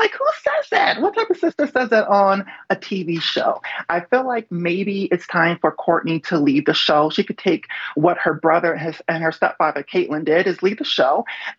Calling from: New York, United States; I'm calling in from New York.

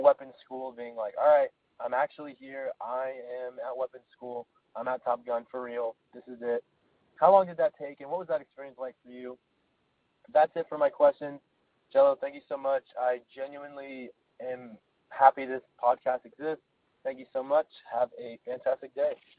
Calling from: Dallas, Texas, United States; I'm calling in from Dallas, Texas

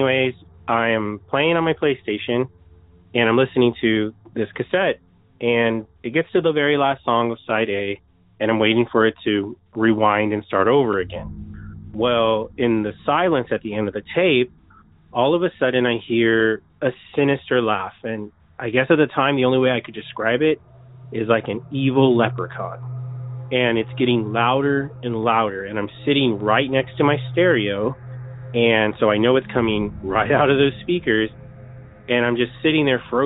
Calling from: Riverside, California, United States; I'm calling from Riverside, California.

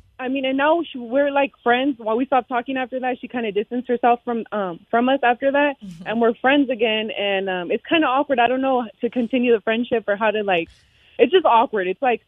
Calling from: Modesto, California, United States; I'm calling from Modesto.

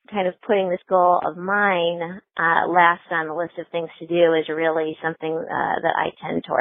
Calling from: Indianapolis, Indiana, United States; I'm calling from Indianapolis.

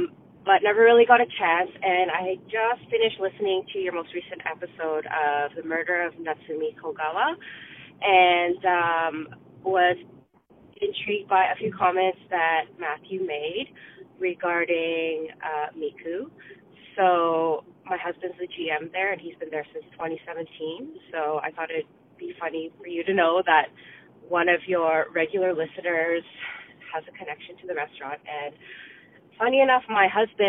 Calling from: Vancouver, British Columbia, Canada; I'm calling from Vancouver.

